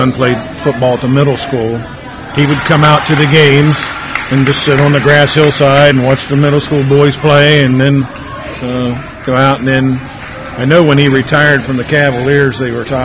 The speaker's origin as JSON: {"language": "English", "region": "West Virginia", "country": "United States", "tie": "born or raised there", "moved": "yes", "lives_now": "Ohio, United States", "said": "I grew up in West Virginia, and went to West Virginia University"}